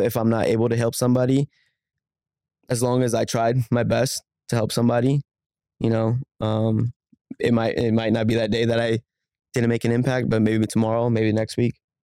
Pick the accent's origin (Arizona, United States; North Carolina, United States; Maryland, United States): Arizona, United States; Phoenix; I grew up in Phoenix. I grew up in South Phoenix. Um, I'm born and raised in the valley, um, never moved